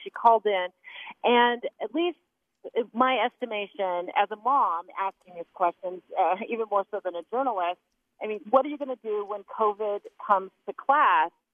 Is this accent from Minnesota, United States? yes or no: no; Arizona, United States; now in Utah, United States; my home state of Arizona